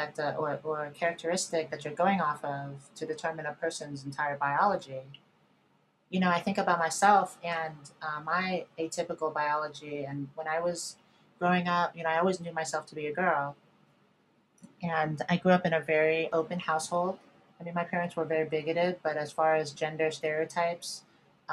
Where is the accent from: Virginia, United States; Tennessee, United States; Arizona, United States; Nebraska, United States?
Virginia, United States; moved away; also born or lived in New York City, United States / Los Angeles, United States; I grew up in Virginia